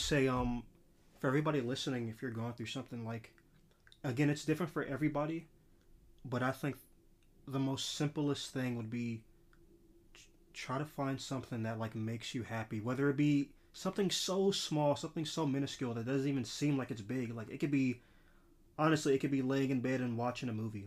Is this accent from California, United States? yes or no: yes; Los Angeles, California, United States; especially growing up in L A, like, I'm from South Central L